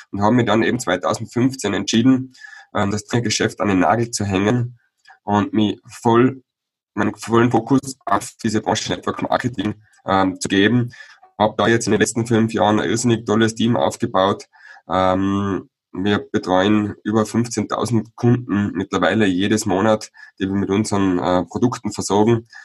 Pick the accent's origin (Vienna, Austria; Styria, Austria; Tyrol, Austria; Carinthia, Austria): Tyrol, Austria; Ich bin aufgewachsen im Tiroler Oberland ähm, als Sohn einer Bergbauernfamilie.